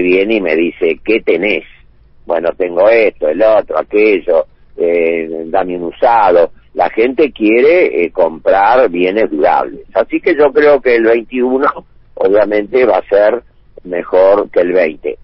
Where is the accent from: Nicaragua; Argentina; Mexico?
Argentina; yo soy argentino hasta, hasta, la, hasta la médula